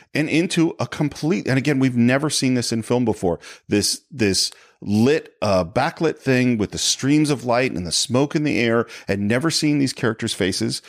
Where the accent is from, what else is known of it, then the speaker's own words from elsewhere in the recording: San Francisco, California, United States; growing up in San Francisco